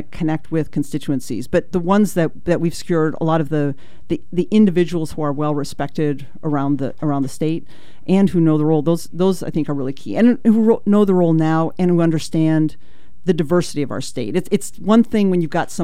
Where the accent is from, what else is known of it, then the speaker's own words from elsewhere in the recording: Ashland, Oregon, United States; down in Ashland, which is actually my hometown, down in Ashland